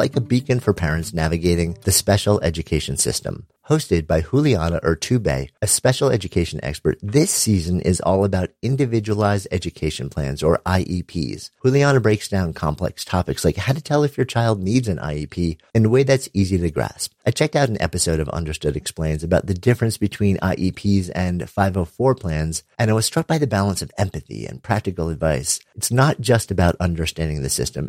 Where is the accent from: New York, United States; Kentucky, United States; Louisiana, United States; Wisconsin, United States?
New York, United States; I am from New York, raised Jewish, in a very non-practicing way